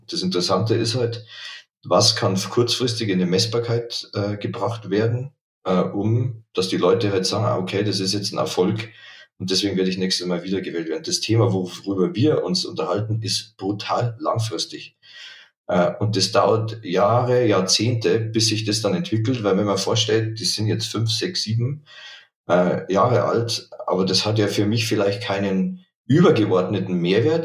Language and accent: German; Dingolfing, Bavaria, Germany; moved away as an adult; now in Munich, Germany; ich komme aus Niederbayern, Dingolfing